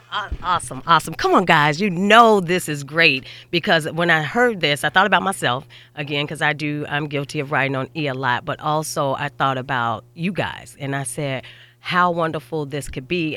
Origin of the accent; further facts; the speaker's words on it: Chicago, Illinois, United States; I'm from Chicago